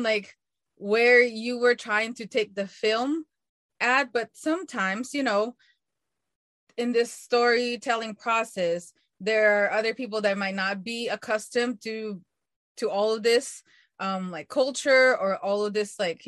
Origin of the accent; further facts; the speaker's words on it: Philippines; moved away; I grew up in the Philippines, so was an immigrant